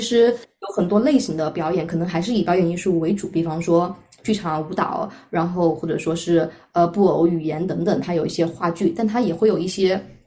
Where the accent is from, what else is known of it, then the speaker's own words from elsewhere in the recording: China; now in Melbourne, Australia; 我是一个中国人